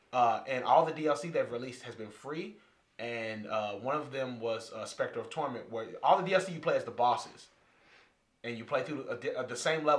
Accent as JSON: {"language": "English", "region": "Kentucky", "country": "United States", "tie": "born or raised there", "said": "I was raised in Kentucky."}